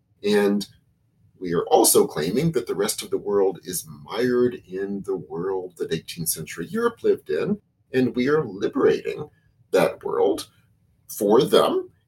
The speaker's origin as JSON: {"language": "English", "country": "United States", "tie": "born or raised there", "said": "when I was growing up in America"}